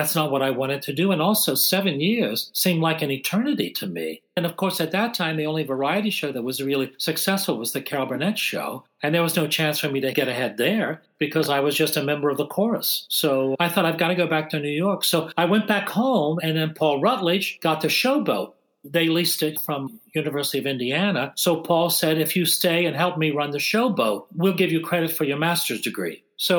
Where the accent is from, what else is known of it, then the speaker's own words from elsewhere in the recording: Ireland; And I said, well, that's interesting because actually I'm Irish and I certainly can do the accents, but I also sing and dance.